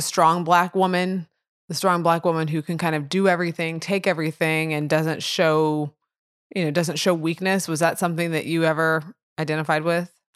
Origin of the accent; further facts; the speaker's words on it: Edwardsville, United States; I grew up in Edwardsville